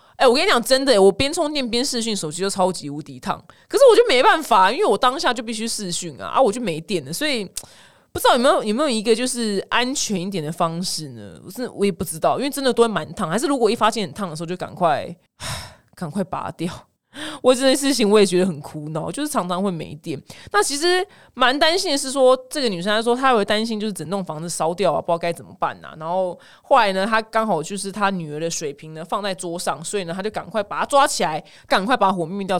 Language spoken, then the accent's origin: Chinese; Taiwan; 我们台湾人